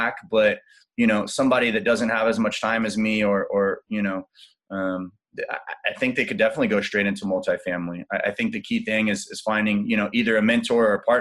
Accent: Austin, Texas, United States; I was born and raised in Austin and moved all around Texas.

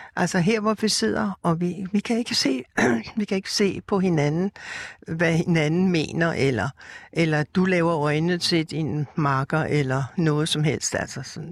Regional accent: Rødovre, Capital Region of Denmark, Denmark; jeg er opvokset ude i Rødovre, som er en forstad til København

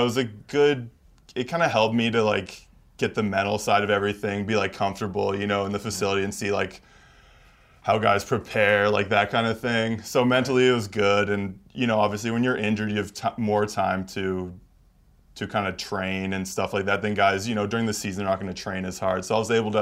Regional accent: Canada; moved away; being Canadian.

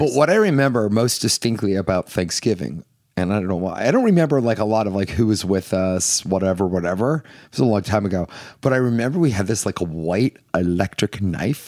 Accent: Northeast, United States; we're from the Northeast

